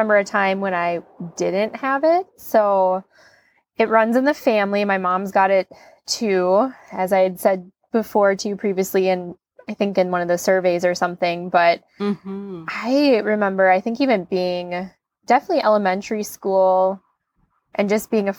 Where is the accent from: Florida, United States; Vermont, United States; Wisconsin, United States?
Wisconsin, United States; Plover; I'm from Wisconsin, Plover, the northern part of Wisconsin, or the central Wisconsin